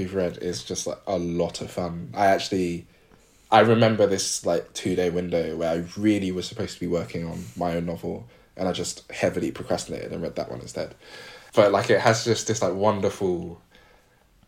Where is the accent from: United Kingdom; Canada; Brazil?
United Kingdom; as a British Ghanaian